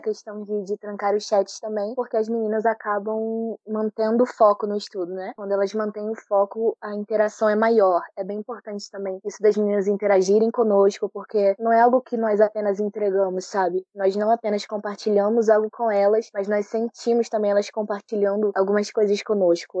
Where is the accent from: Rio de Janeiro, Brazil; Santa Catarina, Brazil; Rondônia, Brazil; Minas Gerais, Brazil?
Rio de Janeiro, Brazil; Teresópolis; sou de Teresópolis